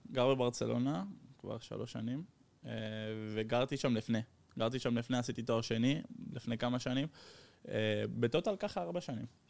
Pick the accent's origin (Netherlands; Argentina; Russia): Netherlands; also born or lived in Netanya, Israel; now in Barcelona, Spain; נולדתי בהולנד, גדלתי בהולנד.